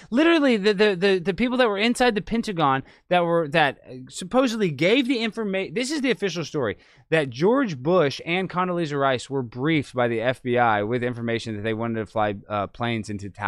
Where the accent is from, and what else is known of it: Dallas, Texas, United States